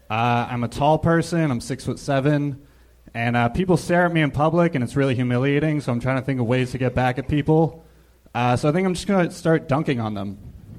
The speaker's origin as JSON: {"language": "English", "town": "Huntington Beach", "region": "California", "country": "United States", "tie": "born or raised there", "said": "I'm originally from Huntington Beach, California."}